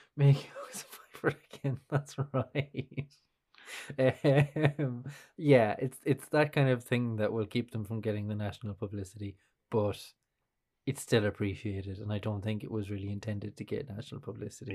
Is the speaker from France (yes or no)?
no; Kilkenny, Leinster, Ireland; growing up in Kilkenny